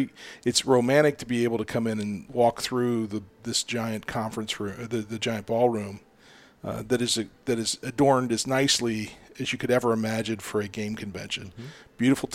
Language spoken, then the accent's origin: English; Ohio, United States; I grew up in Ohio.